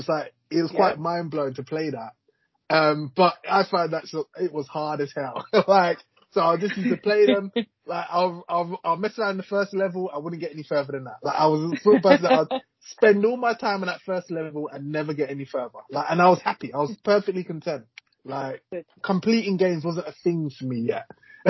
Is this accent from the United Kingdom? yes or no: yes; Hackney, London, United Kingdom; That's what we called it in East London. I grew up